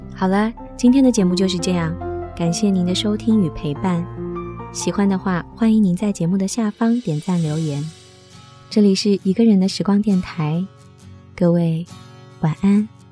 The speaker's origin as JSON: {"language": "Chinese", "town": "Qingdao", "region": "Shandong", "country": "China", "tie": "born or raised there", "moved": "yes", "lives_now": "Beijing, China", "said": "我的 老家青岛"}